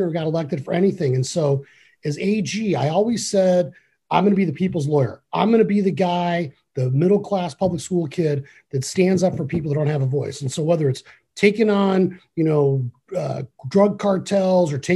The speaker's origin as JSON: {"language": "English", "region": "Arizona", "country": "United States", "tie": "born or raised there", "said": "I grew up here in Arizona"}